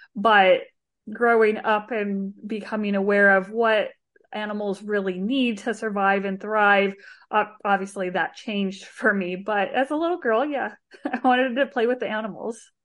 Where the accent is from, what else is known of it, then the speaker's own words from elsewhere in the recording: Arizona, United States; I grew up in Arizona, uh, with my mom and one of my brothers